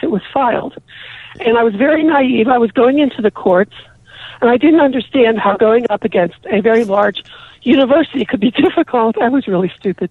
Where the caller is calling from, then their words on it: Pittsburgh, Pennsylvania, United States; I'm calling from Pittsburgh.